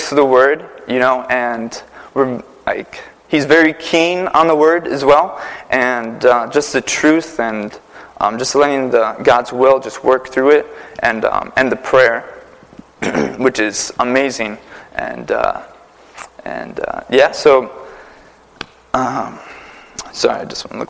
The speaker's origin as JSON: {"language": "English", "town": "Prentice", "region": "Wisconsin", "country": "United States", "also_born_or_lived": "New York City / Connecticut", "moved": "as an adult", "lives_now": "Naugatuck, United States", "said": "I'm from Prentice, Wisconsin. It's a small town of 86 people"}